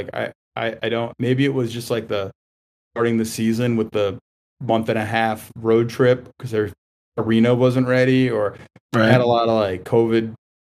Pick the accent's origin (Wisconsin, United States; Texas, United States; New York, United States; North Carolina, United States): New York, United States; moved away as an adult; now in Maryland, United States; most of the family is in Queens and Long Island, so we were Islander fans. Now, you know, it was great growing up in New York in the 80s.